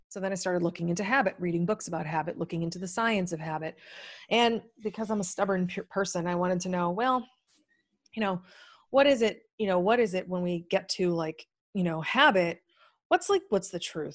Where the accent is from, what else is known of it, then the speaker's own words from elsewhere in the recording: New England, United States; moved away as an adult; now in Maui, United States; I'm a really cynical, pragmatic New Englander